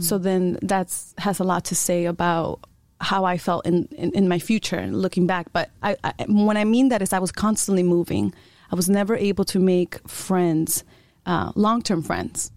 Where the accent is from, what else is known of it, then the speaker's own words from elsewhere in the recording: Chicago, Illinois, United States; first language Spanish; English is a second language; moved away; also born or lived in Iowa; I, I was born and raised in Chicago